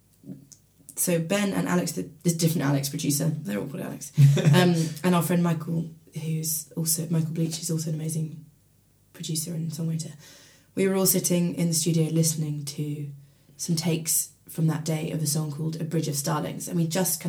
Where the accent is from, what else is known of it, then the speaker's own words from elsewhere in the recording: Maidenhead, South East England, United Kingdom; moved away as an adult; now in Bristol, United Kingdom; I grew up in Maidenhead near Reading